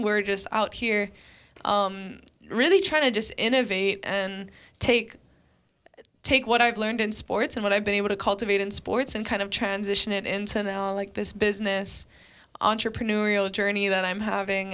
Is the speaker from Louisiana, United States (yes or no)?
no; Waianae, Hawaii, United States; moved away as an adult; also born or lived in Fresno, California; I'm from Waianae